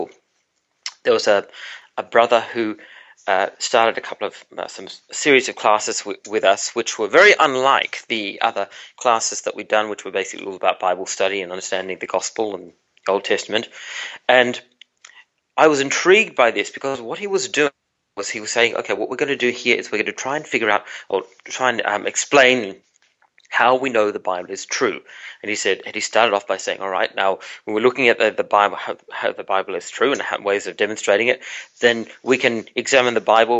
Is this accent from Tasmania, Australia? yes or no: yes; Tasmania, Australia; I was growing up in Tasmania, in part of Australia